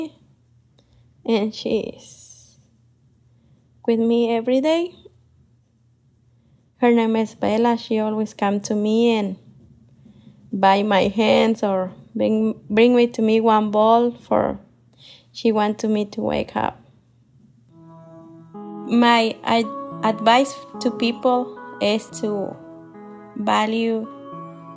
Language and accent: English; Michoacán, Mexico; English is a second language; moved away as an adult; now in Columbus, United States; I'm from Michoacán, Mexico. I'm living in Columbus, Ohio more than 20 years.